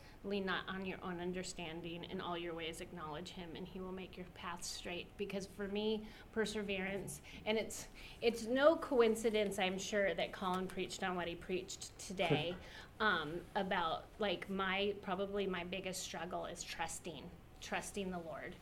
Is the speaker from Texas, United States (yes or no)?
no; greater Los Angeles area, Southern California, United States; moved away; We grew up in California